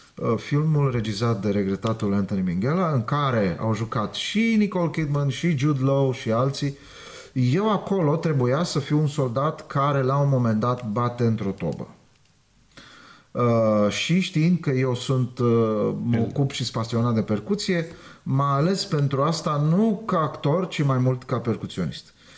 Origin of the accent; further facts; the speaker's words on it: Romania; Eu m-am născut în România. Sunt cetățean român.